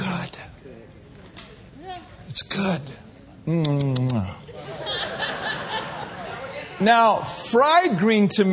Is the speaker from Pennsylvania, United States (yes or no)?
no; Minneapolis, Minnesota, United States; growing up in Minneapolis